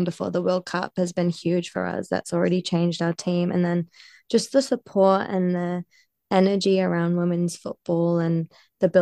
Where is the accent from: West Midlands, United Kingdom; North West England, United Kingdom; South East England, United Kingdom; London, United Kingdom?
North West England, United Kingdom; Bolton; now in New Zealand; I was born in Bolton